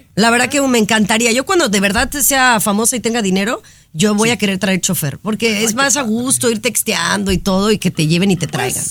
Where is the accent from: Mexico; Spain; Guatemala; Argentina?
Mexico; mi gente mexicana, que somos la mayoría